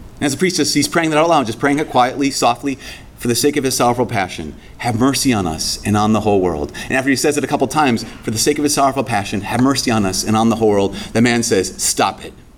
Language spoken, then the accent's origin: English; Brainerd, Minnesota, United States; moved away; my hometown